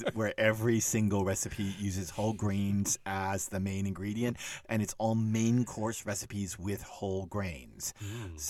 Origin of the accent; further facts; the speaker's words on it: Dallas, Texas, United States; moved away; also born or lived in Austin, Texas; You probably know I'm from Texas and I grew up in Dallas, but I lived in Austin